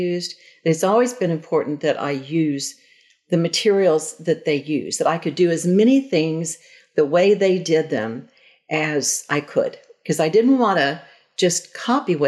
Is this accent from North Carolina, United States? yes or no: no; Tulsa, Oklahoma, United States; I was born and raised in Tulsa